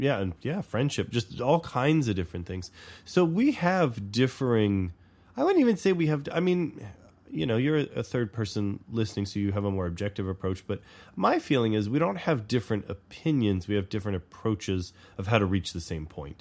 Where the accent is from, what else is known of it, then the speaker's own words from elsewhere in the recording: the South, United States; moved away; I grew up in the South, too